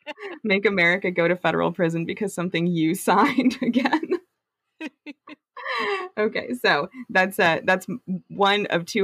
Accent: near St. Martin, Mississippi, United States; I'm not from St. Martin. It's the town next to where I'm from.

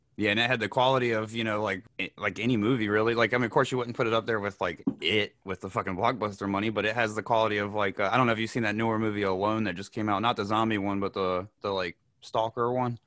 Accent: North Carolina, United States; I'm from North Carolina

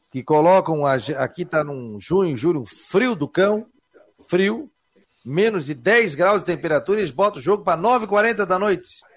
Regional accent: Florianópolis, Santa Catarina, Brazil; Ah, pô, eu sou Manezinho da Ilha, Floripa, mas hoje pode-se dizer um dia especial.

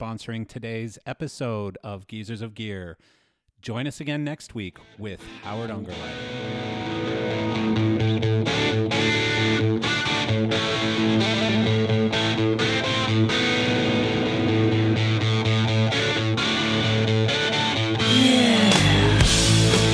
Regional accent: Delia, Alberta, Canada; also born or lived in Hanna, Alberta / Calgary, Alberta; I grew up in a little town nobody's ever heard of called Delia, Alberta. And the only reason I was born in Hanna, Alberta

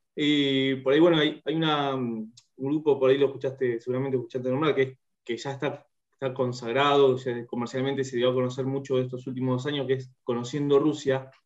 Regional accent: Bahía Blanca, Buenos Aires Province, Argentina; moved away as an adult; also born or lived in Sarmiento, Chubut; now in Neuquén, Argentina; estoy viviendo en Neuquén, en Neuquén Capital, soy de Bahía Blanca, pero ya hace, yo hace un tiempo largo, ya hace 15 años me fui de Bahía

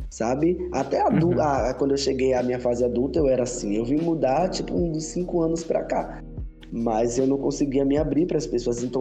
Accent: Rio de Janeiro, Brazil; Eu sou do Rio.

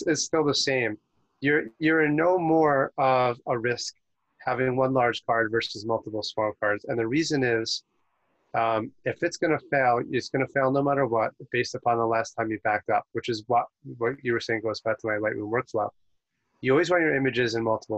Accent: New York, United States; I'm from New York

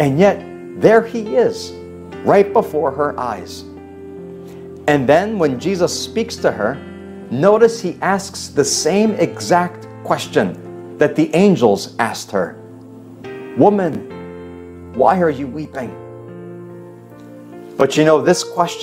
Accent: North Carolina, United States; moved away; my cousin John, who I grew up with in North Carolina

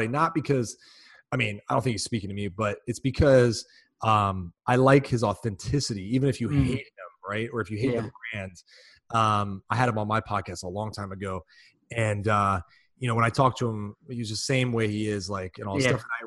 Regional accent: Chicago, Illinois, United States; I'm from Chicago.

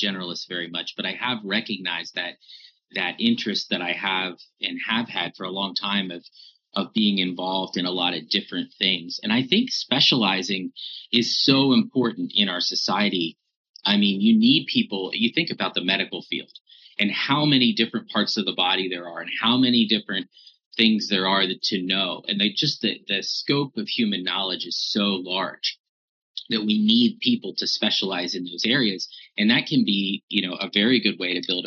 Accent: Altoona, Pennsylvania, United States; I grew up in Central Pennsylvania, went away to Grove City for college, and got really passionate about coming back to my hometown of Altoona

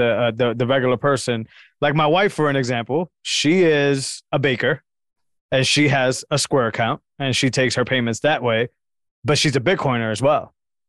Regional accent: Massachusetts, United States; I'm from Massachusetts

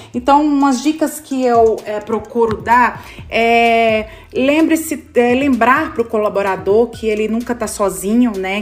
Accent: Goiás, Brazil; also born or lived in Natal; now in São Paulo, Brazil; eu sou goiana, né? Moro em São Paulo, mas eu sou de Goiás

